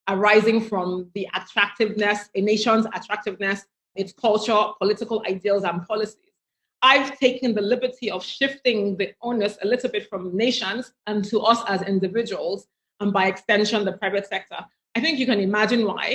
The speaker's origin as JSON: {"language": "English", "country": "Nigeria", "tie": "born or raised there", "said": "I grew up in Nigeria"}